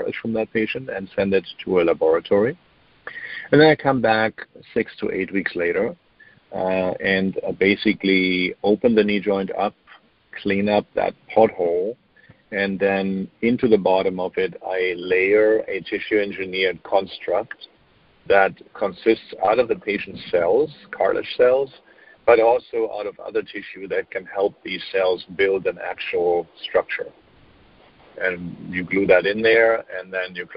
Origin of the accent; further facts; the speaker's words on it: Germany; moved away; I'm German, so I grew up in Germany